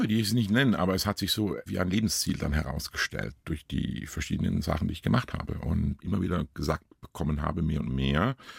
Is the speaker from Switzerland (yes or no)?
yes; Kesswil, Thurgau, Switzerland; moved away; Es ist immer noch mein Heimatdorf